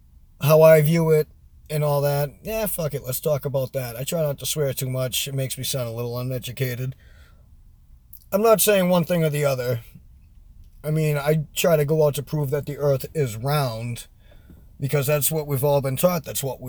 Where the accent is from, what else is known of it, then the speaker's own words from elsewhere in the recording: New England, United States; I'm from New England and my accent is all over the place because I go all over the country and I haven't been in New England in years.